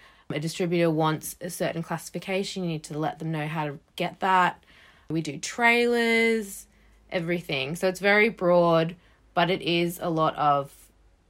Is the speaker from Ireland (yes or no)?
no; Australia; now in United Kingdom; I grew up in Australia